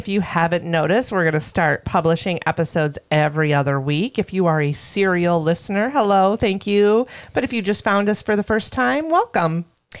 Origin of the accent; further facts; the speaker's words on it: Florida, United States; For us Floridians